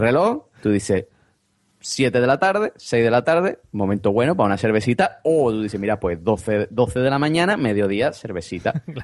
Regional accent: Vejer de la Frontera, Andalusia, Spain; also born or lived in United Kingdom; de Cádiz ah pero de Cádiz sí sí de un pueblo que se llama Vejer de la Frontera

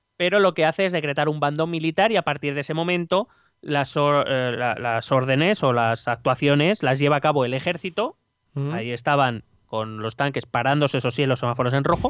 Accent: Spain; somos aquí los españoles

